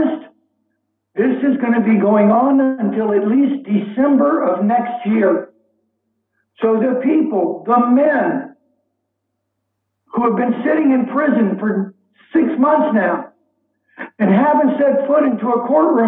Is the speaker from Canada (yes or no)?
no; Cuba; now in New Orleans, United States; I'm Cuban. I'm a light-skinned Hispanic